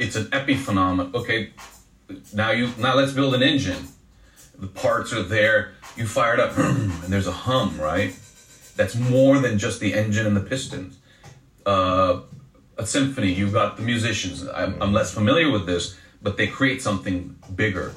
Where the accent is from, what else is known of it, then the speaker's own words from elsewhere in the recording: Los Angeles, California, United States; It's good to be in my hometown